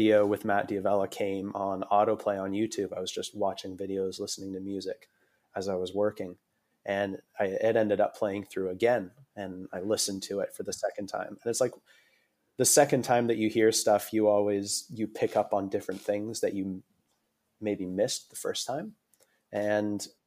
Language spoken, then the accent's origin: English; Aurora, Ontario, Canada; moved away as an adult; also born or lived in Toronto, Canada; now in Australia; I was born in a town called Aurora, which is about 45 minutes north of Toronto